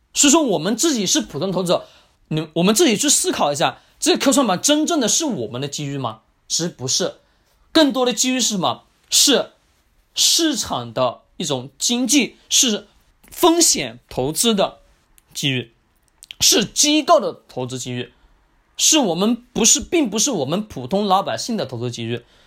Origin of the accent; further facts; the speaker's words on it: China; 我们中国人